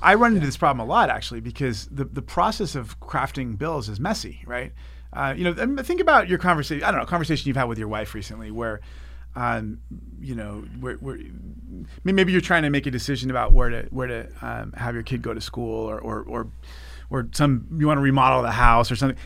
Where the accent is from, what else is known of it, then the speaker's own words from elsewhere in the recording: Santa Monica, California, United States; i grew up here in Santa Monica and served on the school board here